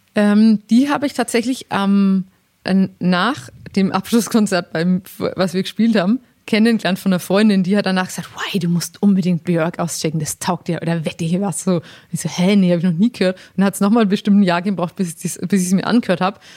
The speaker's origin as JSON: {"language": "German", "town": "Langenzenn", "region": "Bavaria", "country": "Germany", "said": "ich komme ja aus Langen, Zen"}